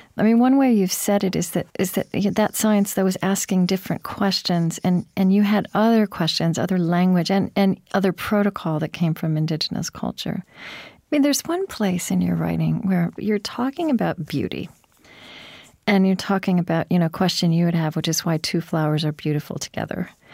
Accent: Pottawatomie County, Oklahoma, United States; I grew up actually in Pottawatomie County in Oklahoma

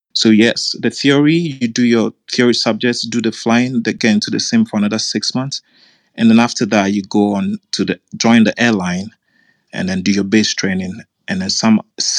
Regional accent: Ghana; now in Qatar; I'm from Ghana. However, I'm living in Qatar at the moment.

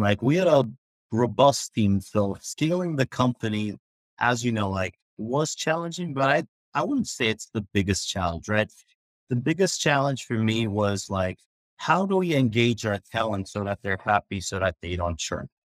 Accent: Turkey; moved away; I grew up in Turkey

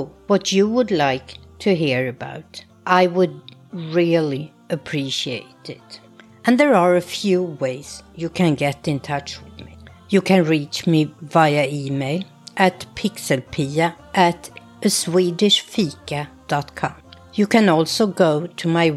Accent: Tyresö, Stockholm County, Sweden; moved away as an adult; now in New Jersey, United States; I grew up in a suburb south of Stockholm called Tyresö.

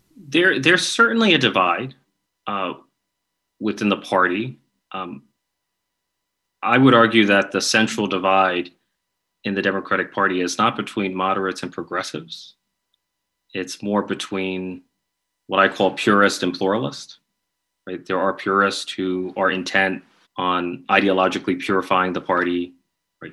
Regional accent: New York, United States; I'm from New York

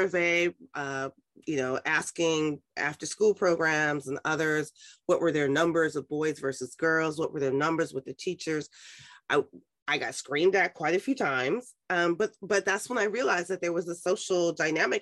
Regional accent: New York City, New York, United States; I was raised in Harlem

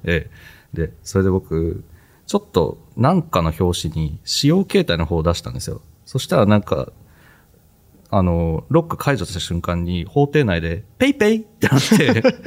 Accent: Sendai, Miyagi, Japan; moved away as an adult; 出身は宮城県の仙台です

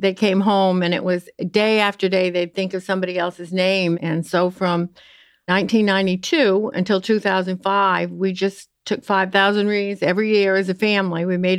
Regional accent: Columbia Falls, Maine, United States; I'm from Columbia Falls, Maine, and you hear no R's, we don't bother with them.

